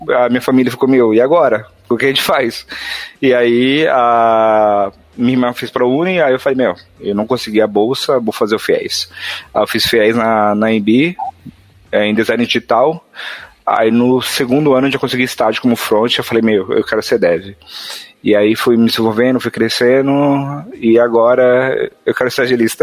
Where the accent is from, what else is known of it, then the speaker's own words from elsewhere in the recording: São Paulo, Brazil; accent: mixed São Paulo and Northeastern; sou de São Paulo, mas meus pais são do Nordeste, do Nordeste, então tem um sotaque, eu falo ti, falo tu, falo você, então é uma mistureba